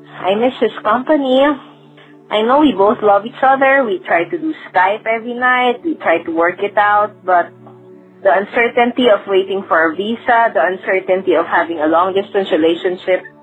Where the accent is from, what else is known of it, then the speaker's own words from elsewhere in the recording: Singapore; moved away as an adult; now in United States; I am currently 28 years old. I am originally from Singapore and then I decided to work here in the United States.